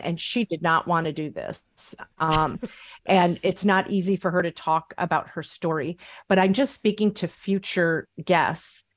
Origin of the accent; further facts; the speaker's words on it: Upper Peninsula of Michigan, United States; I'm from the Upper Peninsula of Michigan. It's very rural.